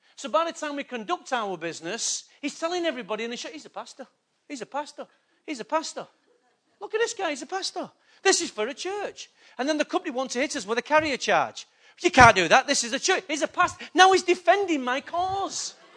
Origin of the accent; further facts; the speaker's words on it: Manchester, North West England, United Kingdom; I was born in England, Manchester